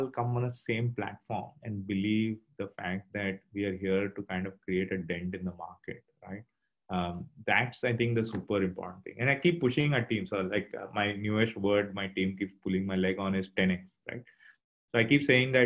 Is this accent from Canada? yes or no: no; Mumbai, Maharashtra, India; now in Singapore; I think I'm from Bombay originally.